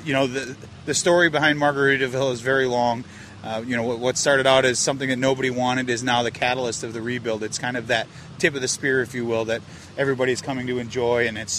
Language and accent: English; Minnesota, United States; moved away as an adult; now in Fort Myers Beach, United States; I was born and raised in Minnesota, and I knew if I didn't leave before I turned 40, I probably was never going to leave.